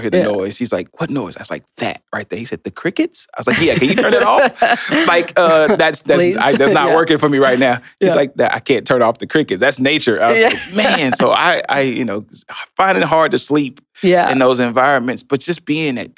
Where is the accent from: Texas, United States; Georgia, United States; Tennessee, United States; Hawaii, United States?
Tennessee, United States; Chattanooga; also born or lived in California; we moved to Chattanooga, Tennessee. I was born in California. So you can see between 2 and 5, I made it from California to Chattanooga, Tennessee. We lived in low-income housing.